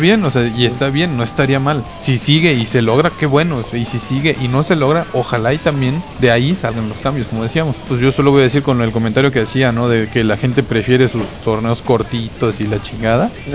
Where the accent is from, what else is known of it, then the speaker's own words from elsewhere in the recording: Mexico; yo como mexicano